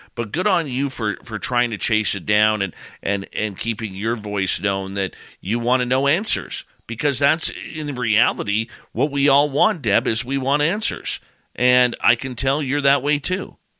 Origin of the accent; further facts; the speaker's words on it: Canada; I'm a Canadian